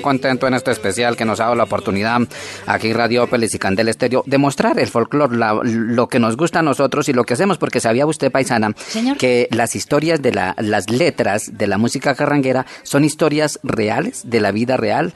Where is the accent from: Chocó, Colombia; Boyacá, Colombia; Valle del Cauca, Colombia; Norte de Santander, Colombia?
Boyacá, Colombia; Úmbita; Yo soy de Umbita, Boyacá, el pueblo que me vio crecer